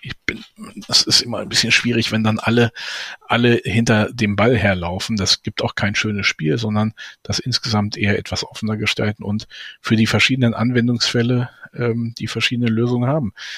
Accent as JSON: {"language": "German", "town": "Braunschweig", "region": "Lower Saxony", "country": "Germany", "tie": "born or raised there", "said": "meiner Heimatstadt Braunschweig"}